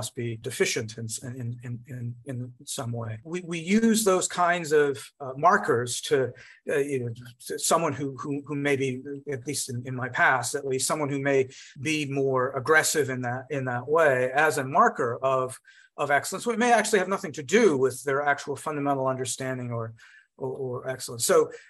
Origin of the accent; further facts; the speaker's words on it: United States; an American physicist of Indian origin